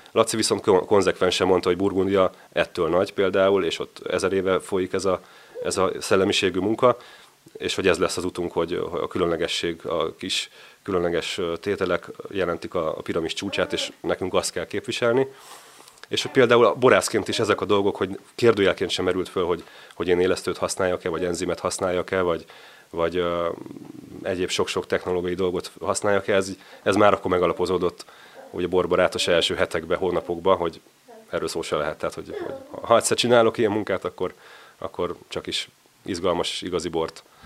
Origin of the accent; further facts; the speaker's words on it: Budapest, Hungary; moved away as an adult; also born or lived in Mátra; Én Csepelen nőttem föl